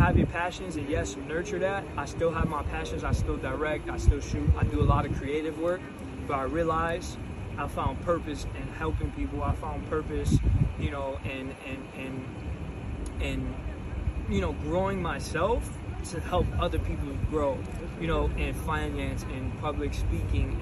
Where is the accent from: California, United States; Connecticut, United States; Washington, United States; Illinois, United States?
Connecticut, United States; also born or lived in Bronx, New York; I grew up in Connecticut